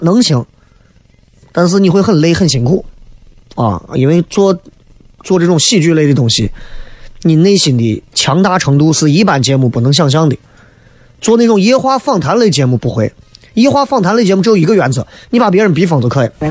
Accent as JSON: {"language": "Chinese", "town": "Xi'an", "region": "Shaanxi", "country": "China", "accent": "Xi'an dialect", "said": "因为我的西安方言不算是标准的"}